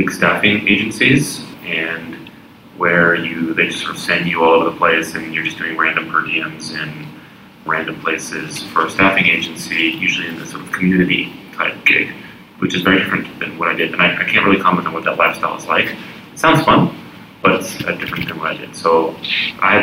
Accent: Texas, United States; moved away as an adult; also born or lived in Montreal, Canada / New York, United States; I am actually a Texan and did all my schooling in Texas

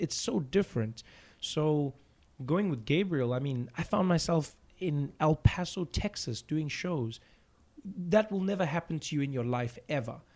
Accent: South Africa; I enjoy being a South African comedian

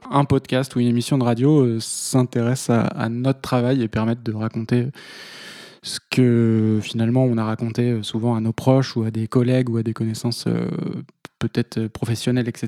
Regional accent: Vendée, Pays de la Loire, France; moved away as an adult; also born or lived in Toulouse; now in Paris, France; j'ai travaillé un petit peu en Vendée parce que je suis originaire de Vendée

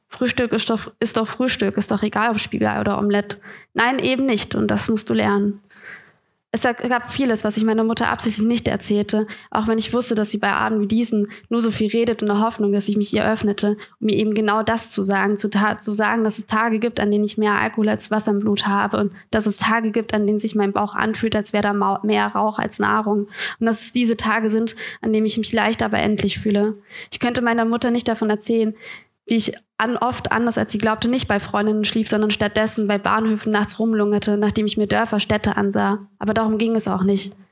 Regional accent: Bamberg, Bavaria, Germany; now in Hamburg, Germany; ich komme ja aus Bamberg. Schön, es ist komisch, wieder in Franken zu sein.

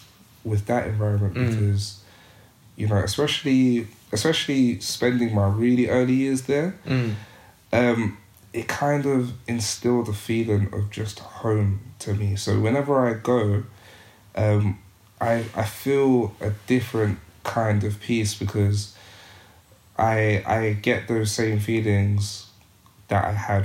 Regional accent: Zimbabwe; My growing up in Zimbabwe, my grandfather was a head teacher.

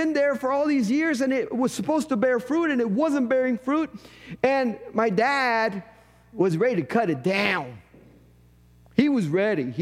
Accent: Puerto Rico; moved away; In a parsonage I lived in growing up in Puerto Rico, we had an avocado tree in the backyard.

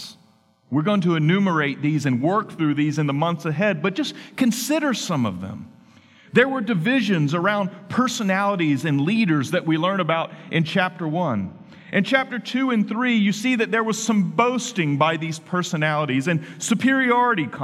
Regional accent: Henderson, North Carolina, United States; my hometown in Henderson, North Carolina

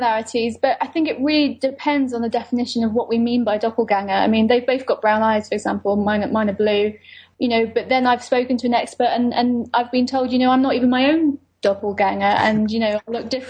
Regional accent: United Kingdom; I'm British Lebanese

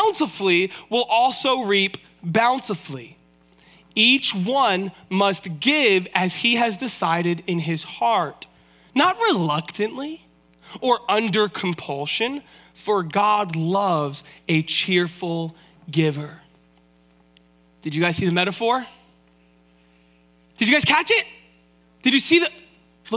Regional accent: Vancouver, British Columbia, Canada; I'm from East Vancouver. We're cool city slickers.

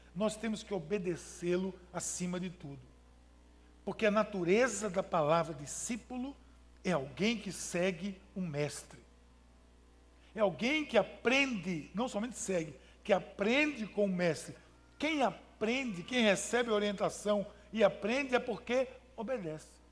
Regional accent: Brazil; Sou, sou brasileiro, eu também sou brasileiro

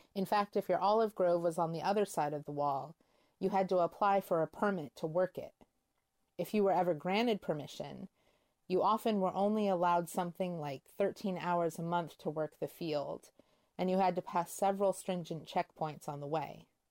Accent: United States; As white American Christians

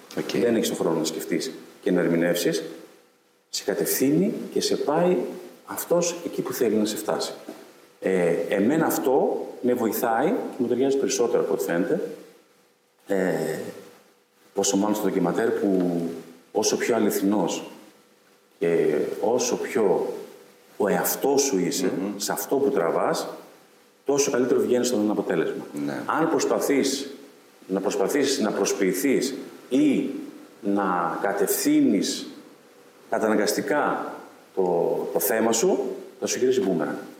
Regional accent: Ioannina, Epirus, Greece; moved away; επιστρέφω στην πόλη μου

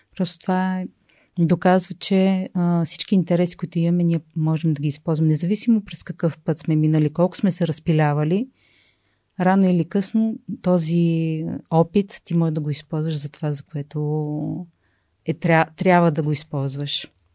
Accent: Sofia, Sofia City, Bulgaria; двамата сме софианци

